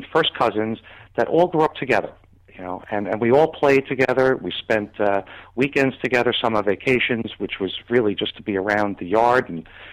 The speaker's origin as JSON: {"language": "English", "town": "Lindenhurst", "region": "New York", "country": "United States", "tie": "born or raised there", "moved": "yes", "lives_now": "Wellington, United States", "said": "I was born in 1953 in Lindenhurst, Long Island, which was the suburbs of New York City"}